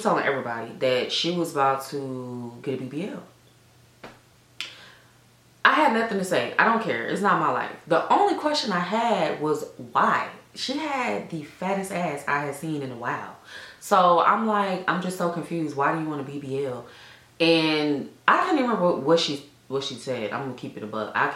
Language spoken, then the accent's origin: English; Atlanta, Georgia, United States; Born and raised in Atlanta